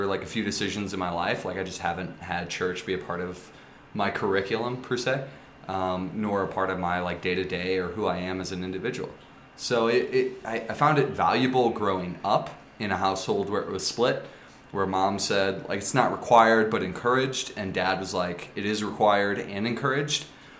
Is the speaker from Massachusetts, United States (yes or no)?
no; St. Louis, Missouri, United States; went to a private Catholic school growing up in St. Louis, at St. Mary's, which is a classically religious high school.